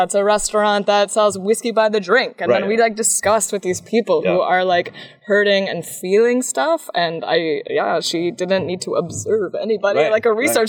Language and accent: English; United States; I'm American